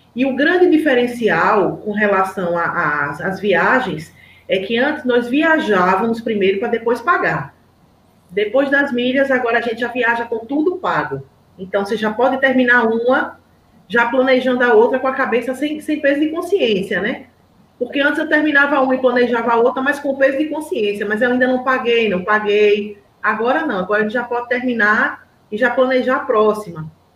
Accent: Aracaju, Sergipe, Brazil; eu sou de Aracaju, Sergipe.

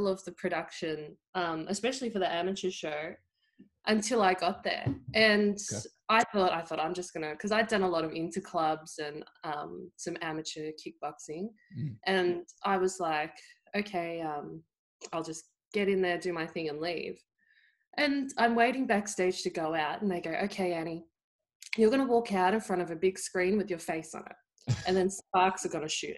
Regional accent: country Victoria, Australia; I grew up playing the thing in country Victoria is everyone either plays Australian rules football or netball.

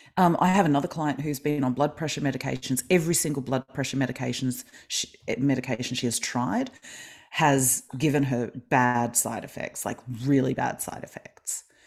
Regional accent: Melbourne, Victoria, Australia; I am from Melbourne, Australia

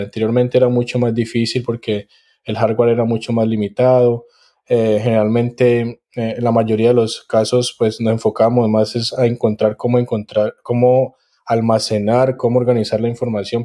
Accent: Cali, Valle del Cauca, Colombia; now in College Station, United States; soy caleño

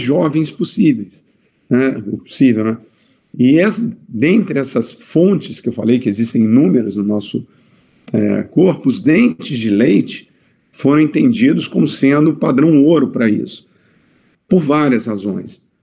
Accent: Vitória, Espírito Santo, Brazil; moved away as an adult; now in Campinas, Brazil; eu sou de Vitória, Espírito Santo, então eu tive que mudar a minha vida pra, pra Campinas

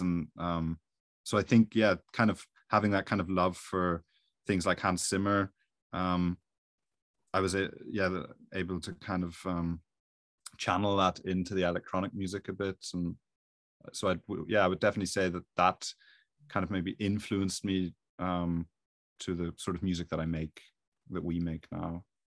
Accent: Belfast, Northern Ireland, United Kingdom; accent: Irish; moved away as an adult; I'm from Ireland, as you'd probably hear with the accent, um, so around Belfast

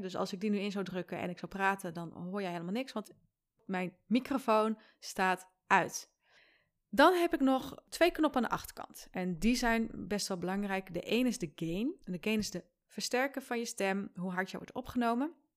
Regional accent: Friesland, Netherlands; ik ben als Fries

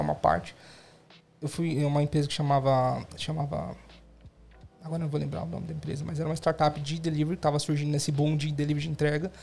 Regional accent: São Paulo, Brazil; moved away as an adult; now in Australia; estou aqui desde 2016, sou de São Paulo também.

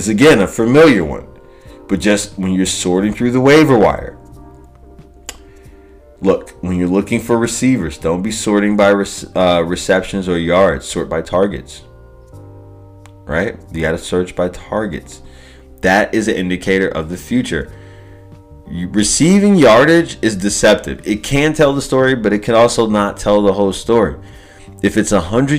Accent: Chicago, Illinois, United States; now in Los Angeles, United States; I'm from Chicago. I'm living out of LA now, but I'm from Chicago

